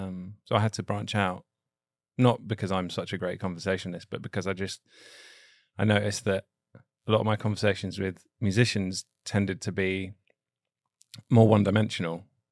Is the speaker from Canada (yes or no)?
no; England, United Kingdom; now in United States; I'm from England